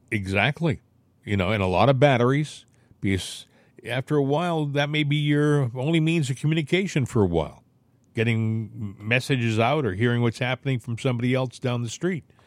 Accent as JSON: {"language": "English", "country": "United States", "said": "I'm an American."}